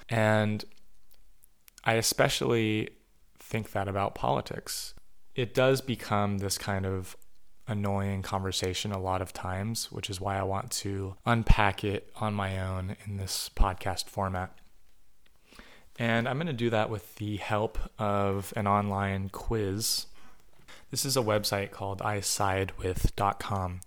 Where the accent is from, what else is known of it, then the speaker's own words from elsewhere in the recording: United States; as an American